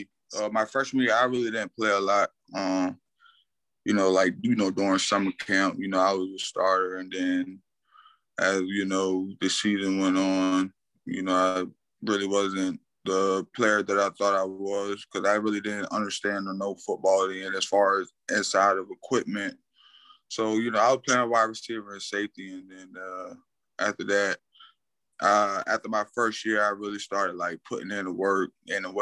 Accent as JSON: {"language": "English", "town": "Portsmouth", "region": "Virginia", "country": "United States", "tie": "born or raised there", "also_born_or_lived": "Lakewood, New Jersey", "said": "I'm originally from Lakewood, New Jersey, as far as being born there, but I always put credit in the Portsmouth, Virginia, because, you know, I grew up there as a young kid"}